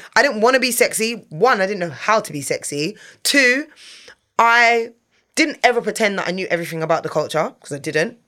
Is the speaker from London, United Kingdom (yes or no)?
yes; London, United Kingdom; I'm a girl from North London